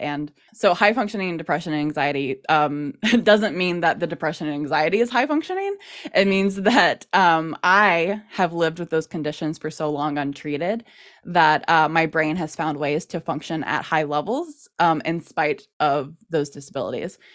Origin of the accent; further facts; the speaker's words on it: United States; being an American Wings fan